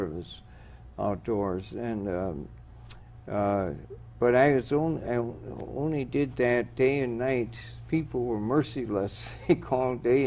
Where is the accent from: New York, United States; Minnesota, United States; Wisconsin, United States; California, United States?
Wisconsin, United States; Superior; moved away; I'm from Superior, Wisconsin